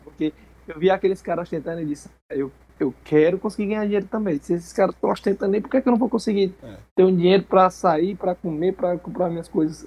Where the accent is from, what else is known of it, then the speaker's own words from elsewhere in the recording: interior of Ceará, Brazil; eu venho da cidade do interior do Ceará. Mas bem antes dessa cidade aqui, eu era de um sítio, uma vilazinha, que é o interior do interior.